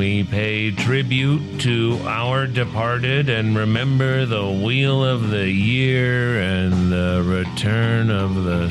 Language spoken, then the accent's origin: English; New Orleans, Louisiana, United States; now in Joshua Tree, United States; Gasa Gasa in my hometown of New Orleans.